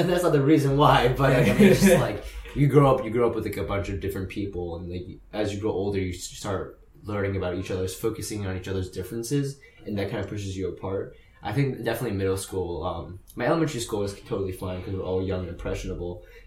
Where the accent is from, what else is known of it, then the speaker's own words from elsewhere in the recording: New York City, New York, United States; now in California, United States; I'm from New York, Queens, New York, and I grew up in a really diverse neighborhood